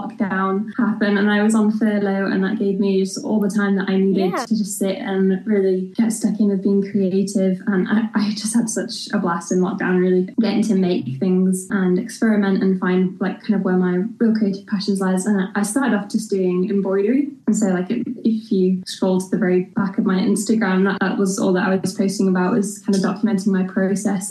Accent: York, Yorkshire and the Humber, United Kingdom; moved away as an adult; now in Ballymena, United Kingdom; I'm from York, which is where I grew up and lived there pretty much my whole life.

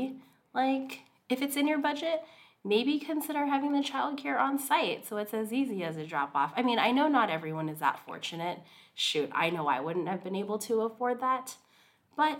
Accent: Hawaii, United States; now in Seattle, United States; I'm from Hawaii.

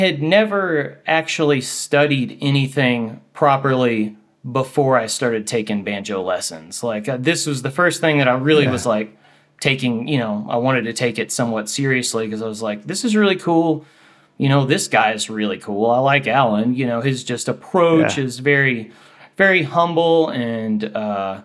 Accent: Houston, Texas, United States; now in Boulder, United States; I'm from Houston, Texas originally, and I live in Boulder, Colorado.

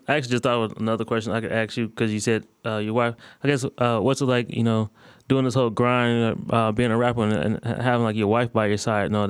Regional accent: Akron, Ohio, United States; now in Dallas, United States; My dad grew up in Chicago, and me growing up in Akron, Ohio.

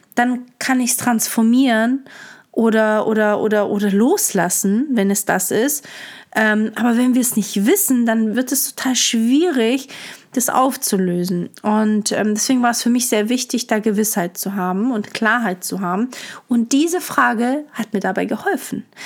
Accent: Stuttgart, Baden-Württemberg, Germany; moved away as an adult; also born or lived in Hamburg / Lisbon; wieder in meiner Heimat bin, wo ich aufgewachsen bin

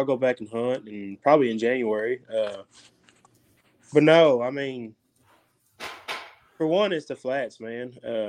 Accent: Arkansas, United States; growing up in Arkansas, man, I mean, it's the duck capital of the world.

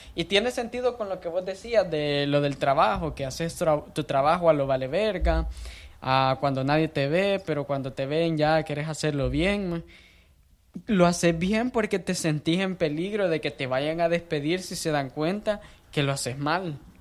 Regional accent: El Salvador; moved away as an adult; now in United States; yo nací en El Salvador, tengo 22 años de edad

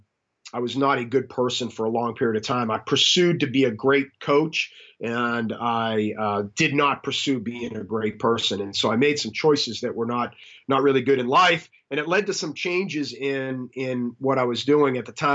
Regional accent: Boston, Massachusetts, United States; accent: Boston; I went to a small school in Northeast up in Boston, which people know me, and they know my accent is all messed up, but it does have that remnant of Boston.

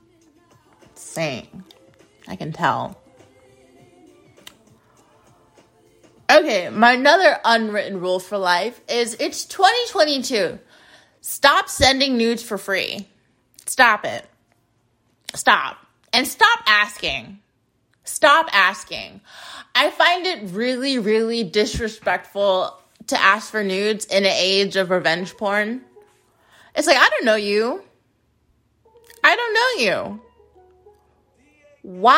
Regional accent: United States; being an American

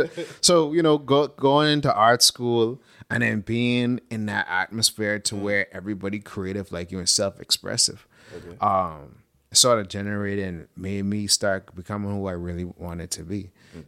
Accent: Bahamas; also born or lived in Atlanta, United States; I started to break outside of this box that growing up in the Bahamas, that sort of place on your mind, not really physically. I mean, we live on a small island, but we think on a small island too.

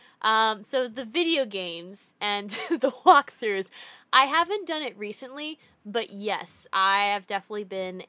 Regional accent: East Coast, United States; moved away; growing up on the East Coast

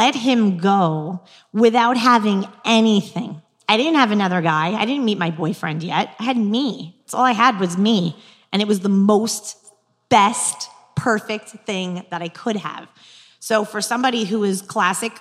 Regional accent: New York, United States; accent: New York; moved away; also born or lived in New Jersey; I'm from New York too

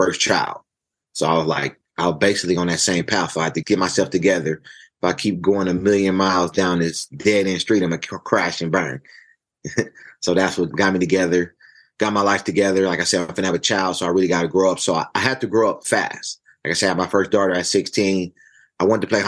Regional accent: Los Angeles, California, United States; growing up in South Central Los Angeles

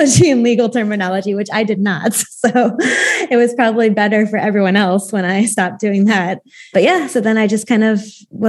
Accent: St. Louis, Missouri, United States; moved away as an adult; also born or lived in Austria; now in Oregon, United States; I'm from St. Louis, Missouri, which is right in the middle of America. But now I live in Oregon on the West Coast.

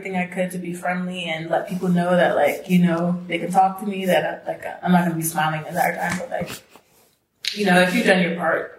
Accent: East Coast, United States; now in Los Angeles, United States; when I moved out here from the East Coast

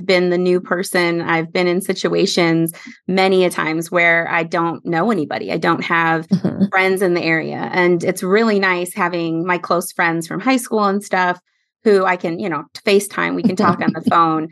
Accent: Midwest, United States; also born or lived in San Jose, California; now in North Carolina, United States; I grew up in the Midwest

